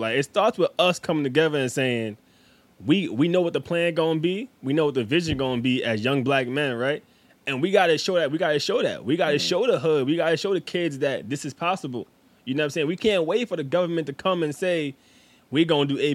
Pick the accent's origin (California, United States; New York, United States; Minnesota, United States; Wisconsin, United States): New York, United States; New York City; We are from New York